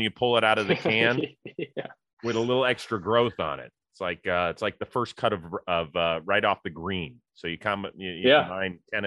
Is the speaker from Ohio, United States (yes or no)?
yes; Cleveland, Ohio, United States; Cleveland, my hometown